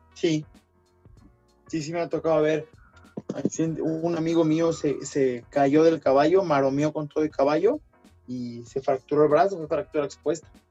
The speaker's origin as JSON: {"language": "Spanish", "country": "Mexico", "said": "nos identifica como mexicanos"}